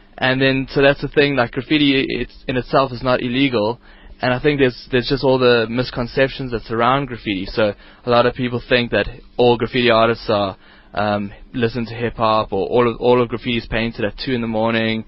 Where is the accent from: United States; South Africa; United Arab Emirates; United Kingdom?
South Africa; Johannesburg, Gauteng; my hometown of Johannesburg